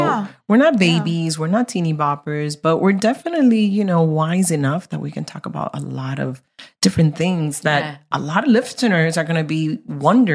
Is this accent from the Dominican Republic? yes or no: yes; Dominican Republic; also born or lived in New York; now in Miami, United States; I'm from Dominican Republic.